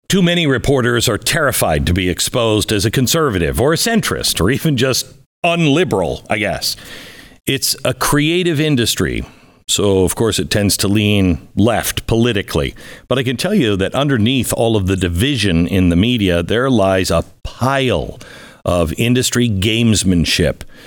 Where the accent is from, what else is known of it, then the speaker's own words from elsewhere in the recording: Washington, United States; moved away; I grew up in a very small town, Washington State